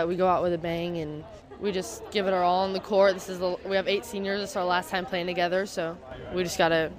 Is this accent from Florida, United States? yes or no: yes; Flagler County, Florida, United States; I just want to soak in the last moments in my hometown because I've lived here for so long.